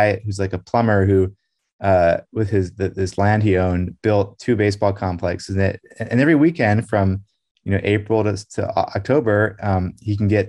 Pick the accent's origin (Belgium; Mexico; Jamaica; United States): Belgium; Brussels; When I was growing up in Brussels in the 1980s, in Belgium, it had a really big community of Americans